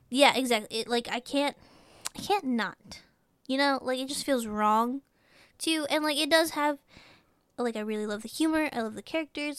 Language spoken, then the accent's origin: English; Texas, United States; we're from Texas